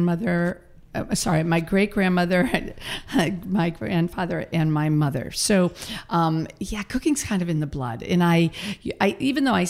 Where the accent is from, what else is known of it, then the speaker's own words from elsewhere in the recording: Massachusetts, United States; moved away as an adult; also born or lived in Boston; now in California, United States; I grew up in Massachusetts